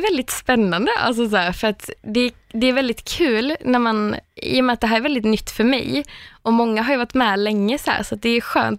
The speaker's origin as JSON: {"language": "Swedish", "town": "Örkelljunga", "region": "Skåne", "country": "Sweden", "moved": "as an adult", "lives_now": "Stockholm, Sweden", "said": "jag har flyttat från Örkelljunga där jag kommer från till Stockholm"}